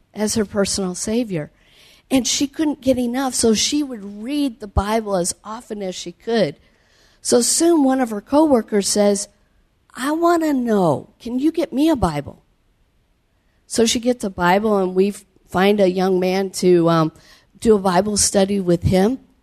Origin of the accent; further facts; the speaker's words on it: Cedar Falls, Iowa, United States; moved away as an adult; also born or lived in South America; I grew up in Cedar Falls, Iowa